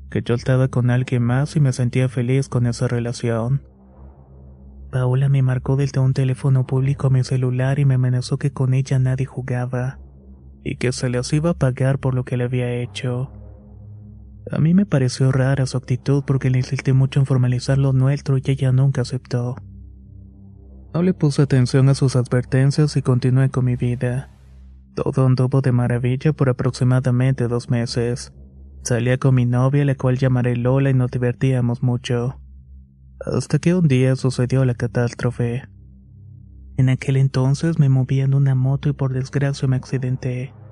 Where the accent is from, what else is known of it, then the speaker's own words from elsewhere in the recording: Mexico City, Mexico; Soy de la Ciudad de México y para entonces estudiaba en una preparatoria cerca de mi casa.